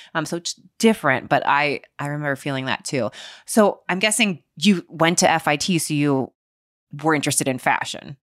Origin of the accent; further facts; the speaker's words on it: Cincinnati, Ohio, United States; moved away; I grew up in Cincinnati, Ohio